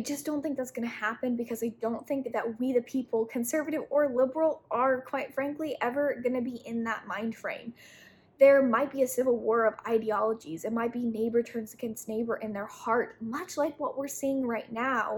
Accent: Utah, United States; I was raised in Utah, which is very prepper mind frame.

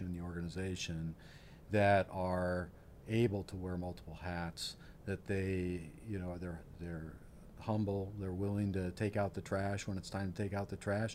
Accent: Iowa, United States; also born or lived in Ames, Iowa; I grew up in Iowa. I'm from small town Iowa. I grew up in a community of 4,500 people

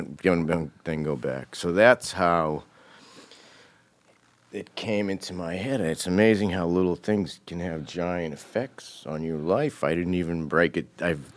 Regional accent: Cambridge, Massachusetts, United States; born there; I was born in Cambridge.

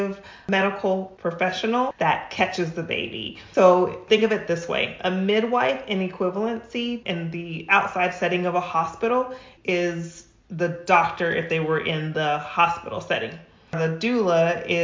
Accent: New Mexico, United States; now in Rancho Cucamonga, United States; I'm originally from New Mexico. I'm not a California native.

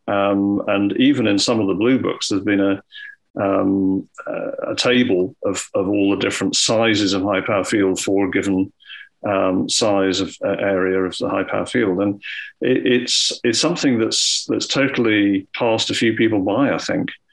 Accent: Scotland, United Kingdom; when I was growing up in Scotland

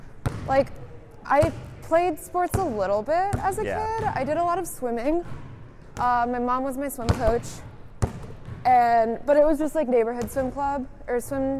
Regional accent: Ohio, United States; I'm from Ohio

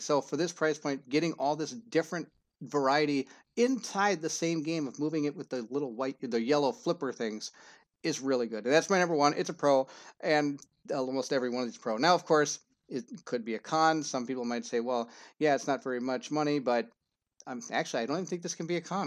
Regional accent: Minnesota, United States; I'm not from Cedar Rapids, Iowa, I'm from Minnesota

